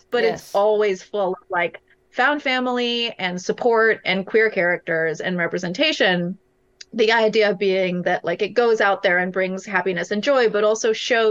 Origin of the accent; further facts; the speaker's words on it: California, United States; California, my home state